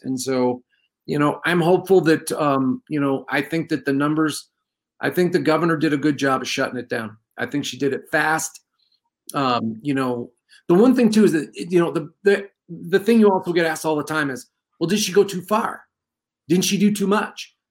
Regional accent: New York, United States; now in New Mexico, United States; I grew up in New York, and it's bad back there

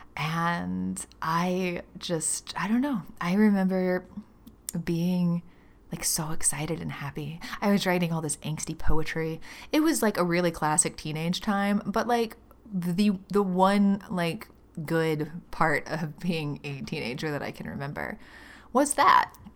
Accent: Birmingham, Alabama, United States; moved away as an adult; I grew up in Birmingham, Alabama. I lived there for the first twenty-two years of my life

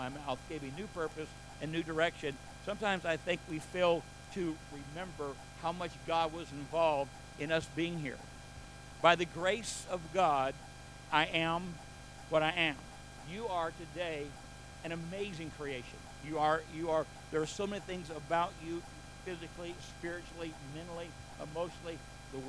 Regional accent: United States; I was born and raised here in the United States

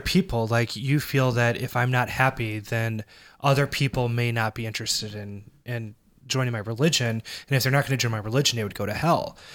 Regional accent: Arnold, Missouri, United States; we grew up in a, a mega church. It was, uh, pretty big even for, like, where we came from. We came from Arnold, Missouri

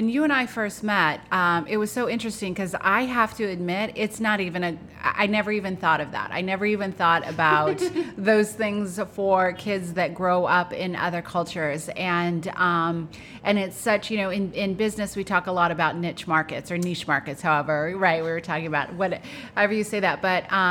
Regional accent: United States; I grew up in America. I grew up in a suburb.

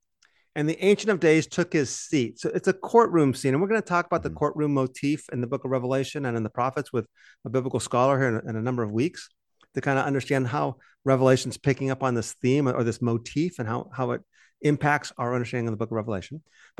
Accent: Arizona, United States; I'm from Arizona. We don't have any. So. Exactly. Actually, we get a lot of storms.

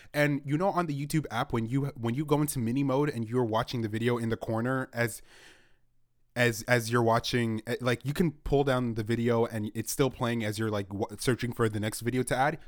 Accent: Canada; I'm Canadian

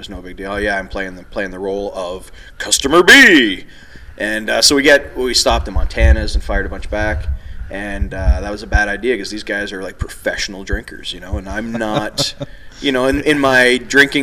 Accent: Toronto, Ontario, Canada; I'm from Toronto

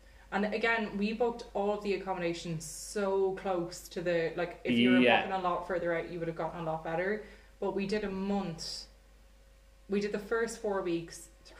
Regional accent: Galway, Connacht, Ireland; So we came from Galway, or we came from Ireland, went on our big holiday, travelled around.

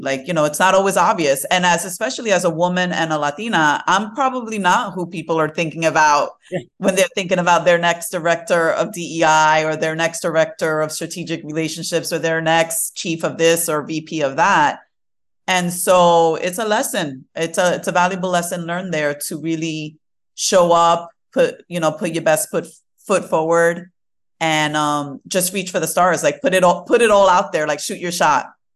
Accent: New York City, New York, United States; also born or lived in Fort Greene, Brooklyn / Queens / Manhattan / Bronx; I am mostly Brooklyn uh, bred. So, like, this is where I was raised in Brooklyn

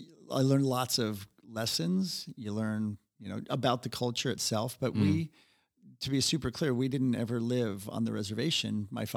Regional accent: Seattle, Washington, United States; You know, as we'll talk about, you know, I grew up in Seattle, and it just sounded like a great band name from the 90s.

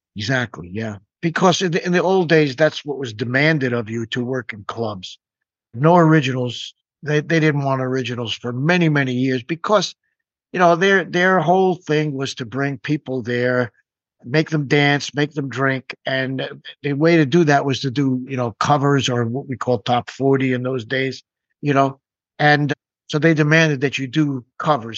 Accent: New York, United States; I grew up near New York City

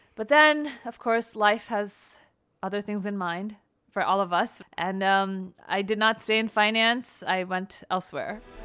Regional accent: New Jersey, United States; moved away as an adult; also born or lived in New York City, United States; now in Los Angeles, United States; having been born and raised in New Jersey, then after college, New York

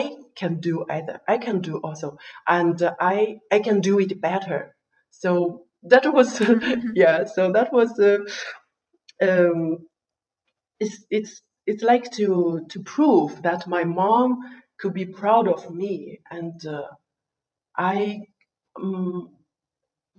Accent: a small village in southwest China, China; English is a second language; moved away as an adult; also born or lived in Europe; I'm from China. Yeah, I'm from China, a small village in the southwest

